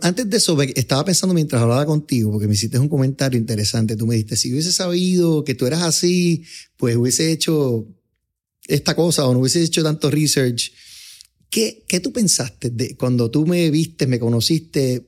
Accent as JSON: {"language": "Spanish", "country": "Puerto Rico", "tie": "born or raised there", "said": "yo me crié en un ambiente como que middle class, clase media de Puerto Rico. Yo me crié en Fairview, en la calle 46"}